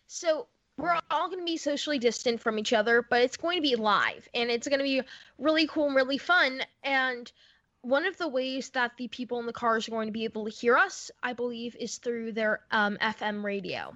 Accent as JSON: {"language": "English", "region": "Florida", "country": "United States", "tie": "born or raised there", "moved": "yes", "lives_now": "New York, United States", "said": "my home in Florida 'cause I grew up in Florida."}